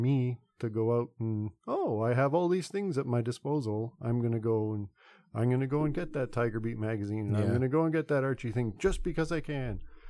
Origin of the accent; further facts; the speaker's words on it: Toronto, Ontario, Canada; I grew up in Toronto, so I had TTC at my doorstep.